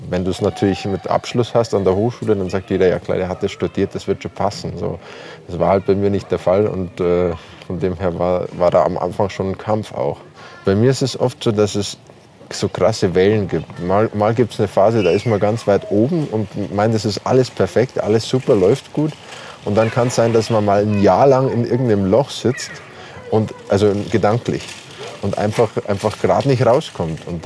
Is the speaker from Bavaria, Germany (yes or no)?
yes; Bavaria, Germany; Äh, ich bin in Bayern aufgewachsen und habe da meine Wurzeln. Ich bin mit bayerischer Sprache aufgewachsen, mit bayerischen Instrumenten, mit Akkordeon, mit Zither, mit Hackbrett, mit Gitarre.